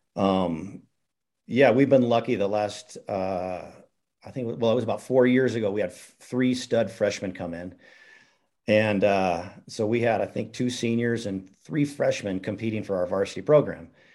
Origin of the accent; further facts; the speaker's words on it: Missoula, Montana, United States; I'm a Montana guy. I grew up in Missoula, was fortunate to play at the University of Montana